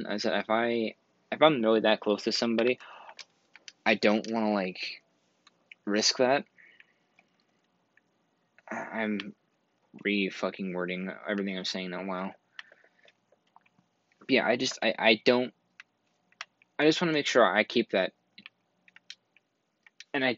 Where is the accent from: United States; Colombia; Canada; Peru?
Canada; I'm from Canada